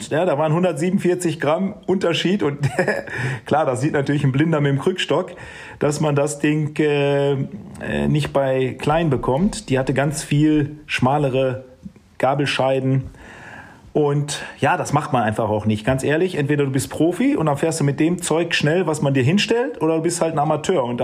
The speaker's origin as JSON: {"language": "German", "town": "Steinhagen", "region": "North Rhine-Westphalia", "country": "Germany", "said": "hi Arturo … ich komme aus Steinhagen, ich möchte gerne nächstes Jahr für Saeco fahren"}